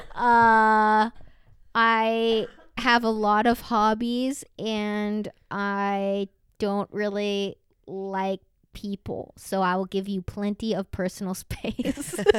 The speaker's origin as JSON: {"language": "English", "region": "the South", "country": "United States", "tie": "born or raised there", "moved": "yes", "said": "growing up in the South"}